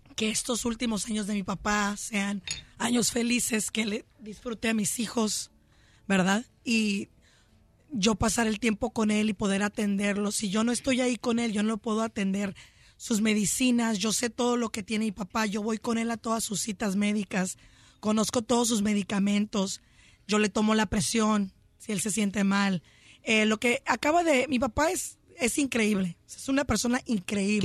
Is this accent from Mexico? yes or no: no; Chula Vista, California, United States; Yo soy de Chulavista, California, nací en Chulavista